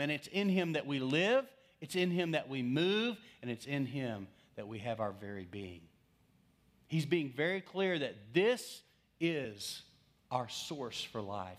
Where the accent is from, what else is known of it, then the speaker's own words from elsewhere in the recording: West Texas, United States; I'm from West Texas